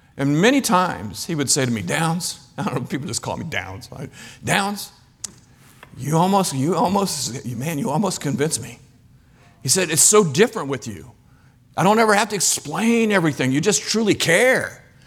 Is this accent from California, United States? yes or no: no; Kansas, United States; moved away as an adult; also born or lived in Ivory Coast / Belgium; I'm from Kansas